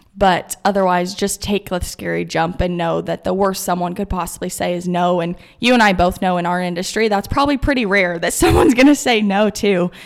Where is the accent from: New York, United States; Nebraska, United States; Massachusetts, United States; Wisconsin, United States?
Nebraska, United States; Kearney; here in my hometown in Kearney.